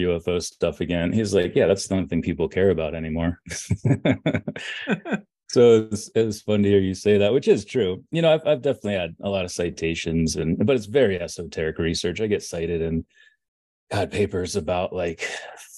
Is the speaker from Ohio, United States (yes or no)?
yes; Orrville, Ohio, United States; I was born in Oroville, Ohio